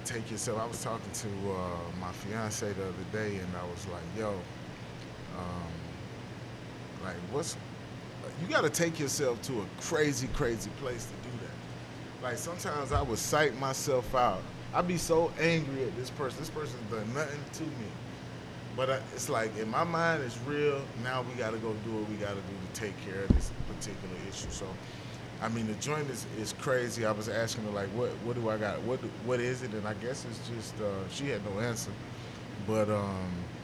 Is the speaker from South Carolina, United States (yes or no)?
yes; Spartanburg, South Carolina, United States; I'm from Spartanburg